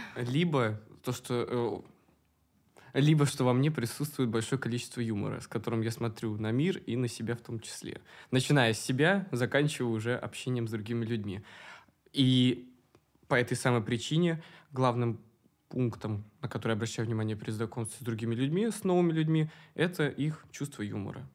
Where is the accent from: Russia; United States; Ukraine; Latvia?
Russia; Moscow; Я коренной. Ну, два поколения считается Москвы. Москвич